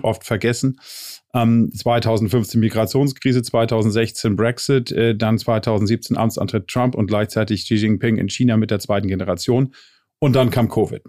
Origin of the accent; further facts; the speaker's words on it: Ostholstein, Schleswig-Holstein, Germany; now in Berlin, Germany; lebe in Berlin, geboren allerdings in Ostholstein und dort auch äh, verwurzelt und verwachsen.